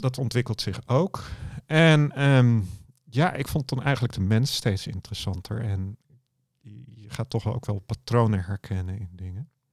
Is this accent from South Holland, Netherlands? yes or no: yes; Dordrecht, South Holland, Netherlands; ik kom uit Dordrecht en mijn kantoor zit in Papendrecht, net over de rivier.